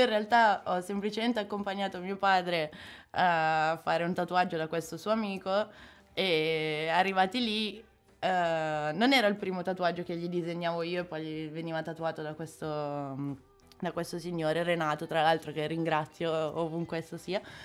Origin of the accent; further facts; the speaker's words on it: Rho, Lombardy, Italy; also born or lived in Sicily; vengo da Ro, dalla periferia milanese